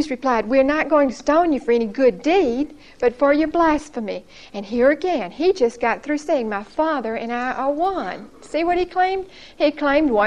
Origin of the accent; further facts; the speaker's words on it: Brookhaven, United States; born or raised there; moved away as an adult; now in Huntsville, United States